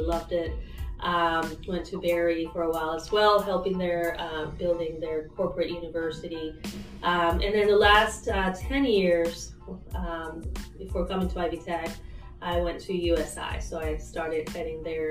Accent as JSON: {"language": "English", "town": "Caracas", "region": "Capital District", "country": "Venezuela", "moved": "as an adult", "lives_now": "Evansville, United States", "said": "I am originally from Caracas, Venezuela, and I came here with my husband, who's also from Venezuela."}